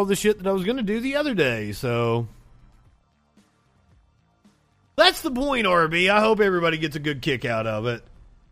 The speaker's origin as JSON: {"language": "English", "region": "Kentucky", "country": "United States", "moved": "yes", "said": "I'm originally from Kentucky"}